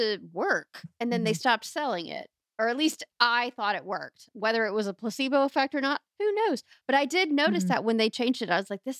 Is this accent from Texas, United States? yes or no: yes; Dublin, Texas, United States; I grew up in Dublin, Texas.